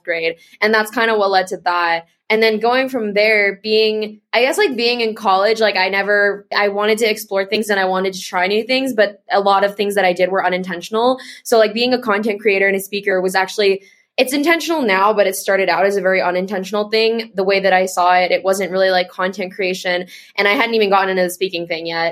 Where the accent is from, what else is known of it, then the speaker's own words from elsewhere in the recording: California, United States; moved away as an adult; I grew up in California